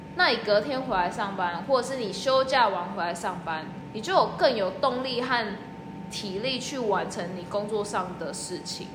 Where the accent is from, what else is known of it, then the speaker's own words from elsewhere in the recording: Taiwan; moved away as an adult; now in Australia; 先从国内，就台湾嘛